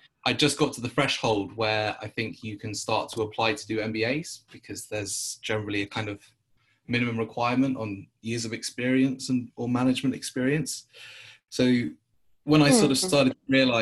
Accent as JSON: {"language": "English", "region": "London", "country": "United Kingdom", "said": "I'm from London"}